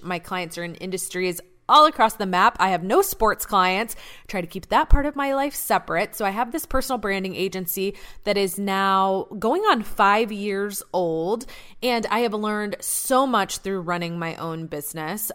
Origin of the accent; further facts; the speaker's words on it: Atlanta, Georgia, United States; I grew up in Atlanta